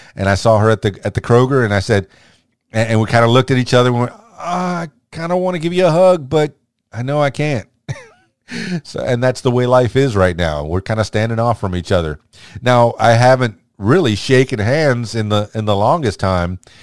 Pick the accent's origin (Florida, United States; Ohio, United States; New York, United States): Florida, United States; South; moved away as an adult; also born or lived in Miami, Florida / Fort Lauderdale, Florida; now in Conway, United States; I was born in South Florida, eh, raised in, in Miami, the Fort Lauderdale, and then eventually the Florida Keys